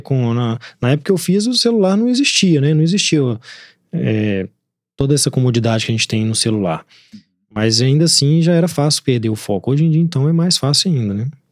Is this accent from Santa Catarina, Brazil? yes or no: no; Belo Horizonte, Minas Gerais, Brazil; eu nasci aqui, minha juventude eu passei aqui